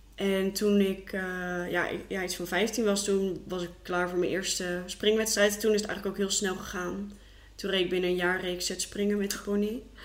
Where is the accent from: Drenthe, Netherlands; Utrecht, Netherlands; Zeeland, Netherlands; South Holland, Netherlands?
South Holland, Netherlands; Rotterdam; moved away as an adult; now in Gorinchem, Netherlands; ik kom eigenlijk uit Rotterdam